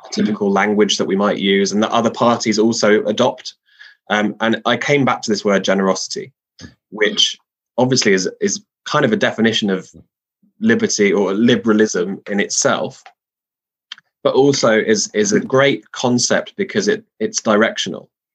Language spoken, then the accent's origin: English; London, United Kingdom; I'm a Londoner by background